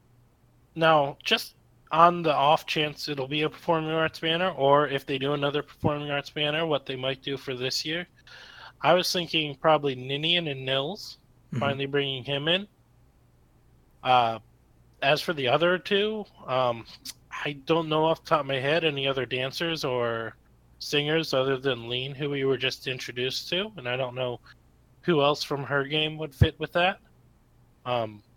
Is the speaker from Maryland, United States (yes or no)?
yes; Maryland, United States; now in Florida, United States; I grew up in Maryland